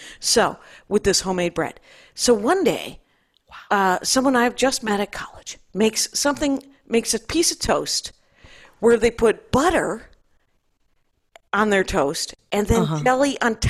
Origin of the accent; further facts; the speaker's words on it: Wisconsin, United States; I am from Wisconsin.